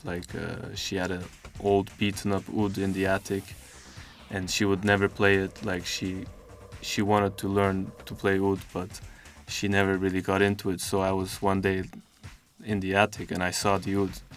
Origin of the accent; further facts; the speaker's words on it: Istanbul, Turkey; moved away as an adult; also born or lived in Belgium / Amsterdam, Netherlands; now in Netherlands; My dad's Dutch, but I grew up in Istanbul. But I was also born in Belgium, actually.